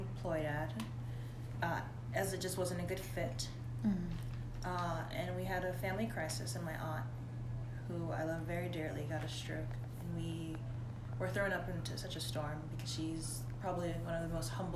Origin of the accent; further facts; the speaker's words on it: New York City, New York, United States; I was raised in Brooklyn